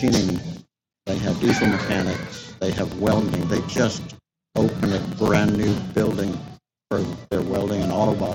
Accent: San Antonio, Texas, United States; Born and raised in San Antonio

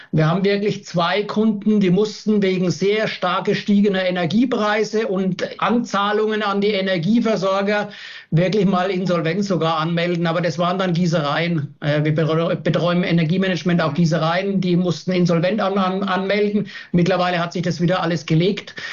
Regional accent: Giebelstadt, Bavaria, Germany; ich komme aus Giebelstadt in der Nähe von Würzburg. Es hat mich in die Heimat verschlagen

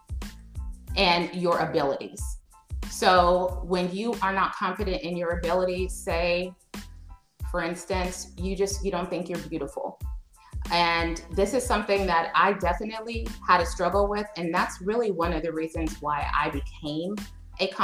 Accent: Dallas, Texas, United States; I'm from Dallas, Texas

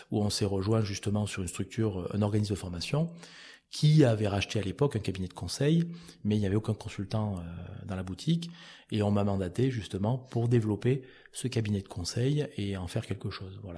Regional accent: Auvergne-Rhône-Alpes, France; CCI du Cantal entre autres parce que je suis originaire du Cantal

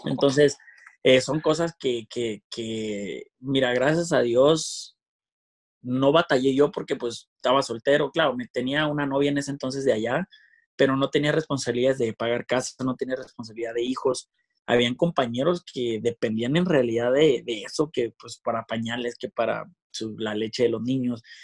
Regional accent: Mexico; así somos los mexicanos

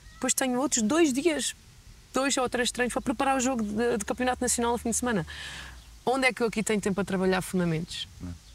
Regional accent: Gafanha da Nazaré, Aveiro District, Portugal; also born or lived in United States; eu venho da Gafanha, tipo, eu, eu sou do Gafanha

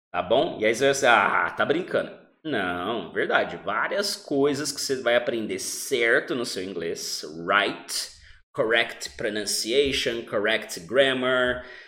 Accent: Brazil; Nós somos do Brasil

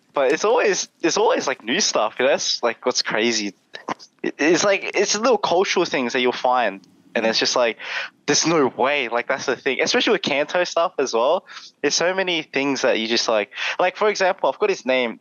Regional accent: Melbourne, Victoria, Australia; I grew up in uh, Melbourne because everyone thinks I'm from Sydney in Australia. Well, I'm from Melbourne.

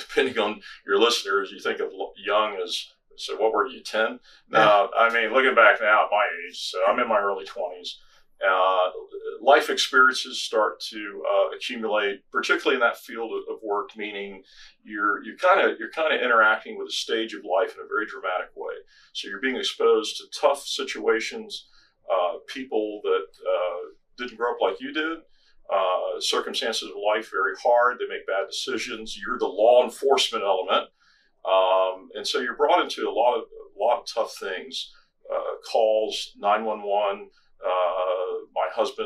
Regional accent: Washington, D.C. area, suburban Maryland, United States; I grew up in Washington, D.C. area, Maryland side of D.C.

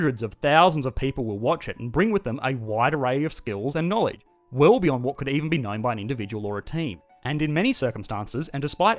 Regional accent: Australia; I am an Australian working in the finance industry in Australia

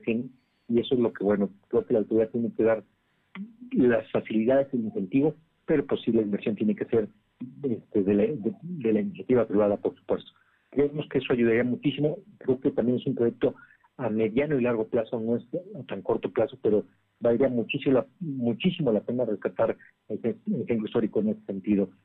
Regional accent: Poblanos, Puebla, Mexico; como poblanos

